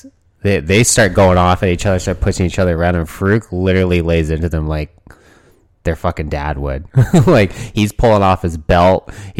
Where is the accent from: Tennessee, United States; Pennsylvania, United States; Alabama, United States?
Alabama, United States; Mobile; And I'm from Alabama, and Bob Holly's from Alabama, and I'm from Mobile, and he's from Mobile, and that makes us strong